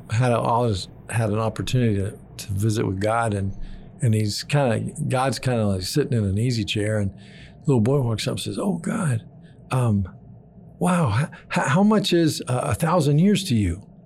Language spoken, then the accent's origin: English; Argentina; moved away as an adult; also born or lived in Texas, United States; I was born in Texas, grew up in Argentina the, from the age of four to finishing high school.